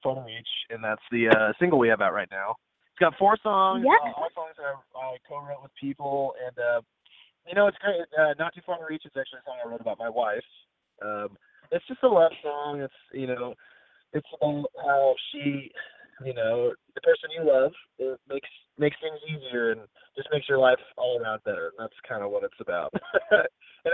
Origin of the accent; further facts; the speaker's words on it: Corpus Christi, Texas, United States; I live in Texas, born and raised in Corpus Christi, Texas